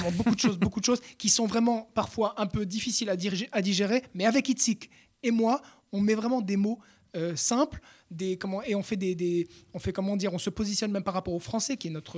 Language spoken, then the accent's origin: French; France; first language French; nous, Français, on aime notre langue maternelle